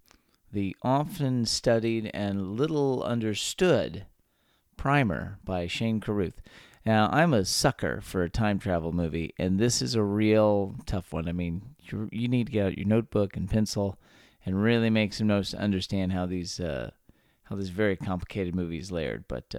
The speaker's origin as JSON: {"language": "English", "region": "Texas", "country": "United States", "tie": "born or raised there", "said": "where three friends born and raised in the Lone Star State share our views on the history, culture, and just what it means to be Texan."}